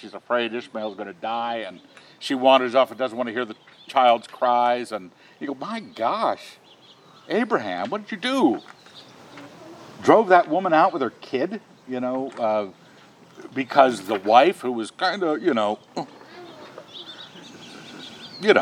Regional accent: United States; a natural-born American. I was born and raised here.

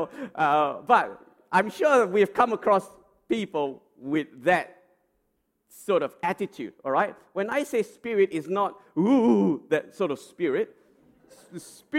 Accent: Australia; as Australian citizens

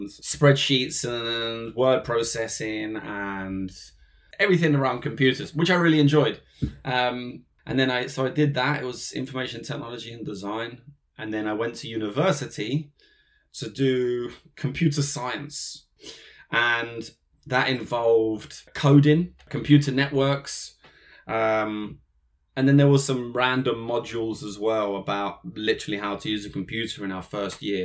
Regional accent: London, United Kingdom; I'm from London, England. I was born in a suburb called Edgware, which is northwest of London.

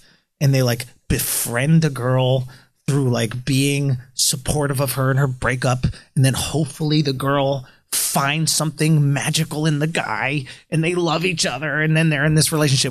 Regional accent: New York City, New York, United States; I grew up in New York City.

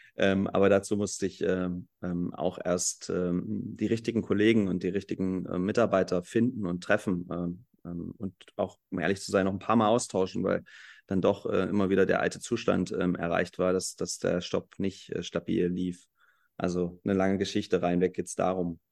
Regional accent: Halle, Saxony-Anhalt, Germany; also born or lived in Leipzig; ich komme aus Halle, ich bin hier geboren

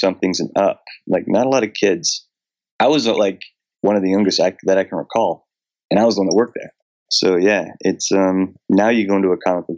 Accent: Ontario, Canada; moved away as an adult; now in Vancouver, Canada; I grew up in Ontario, but my whole like professional career and adult life, I've been in Vancouver.

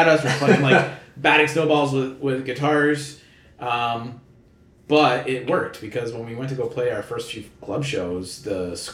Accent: Vaughan, Ontario, Canada; now in Toronto, Canada; We live in the city, but yeah, we're originally from Vaughan

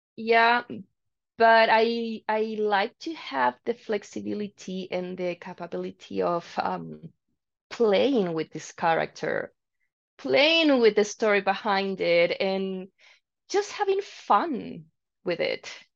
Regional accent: Santiago, Santiago Metropolitan Region, Chile; moved away as an adult; now in Calgary, Canada; I'm from Chile actually

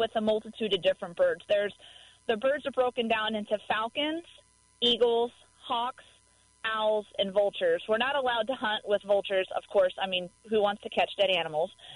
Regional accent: Dallas, Texas, United States; now in Missouri, United States; I grew up in Dallas, Texas

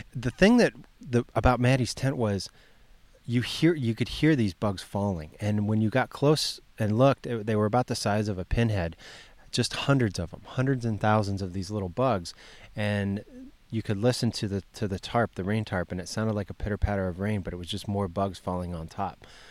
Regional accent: Ohio, United States; when I was a kid, growing up in Ohio

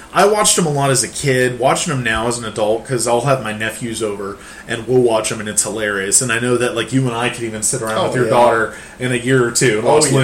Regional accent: Central Illinois, United States; moved away; Where I was raised in Central Illinois. I was very close to Six Flags.

